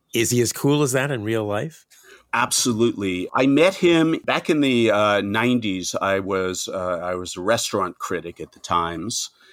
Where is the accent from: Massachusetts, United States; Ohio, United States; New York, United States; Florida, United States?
New York, United States; Nassau County; also born or lived in Manhattan, New York; I was born outside of New York in uh, Nassau County, the the first ring of suburbs. But I've been living in Manhattan for forty plus years now